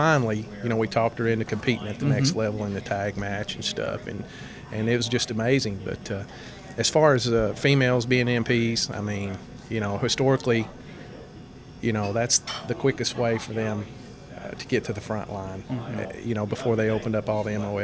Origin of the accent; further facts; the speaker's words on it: Etowah, Tennessee, United States; my hometown right here